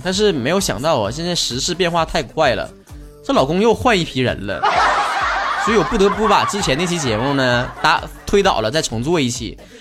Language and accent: Chinese; Northeast China, China; 像我们东北这边儿，其实夏天也挺热的